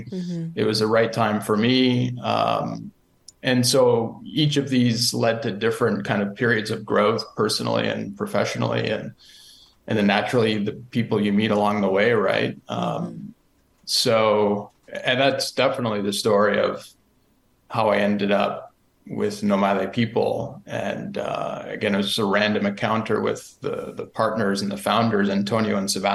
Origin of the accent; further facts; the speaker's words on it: Niagara region, Ontario, Canada; where I grew up in the Niagara region of Ontario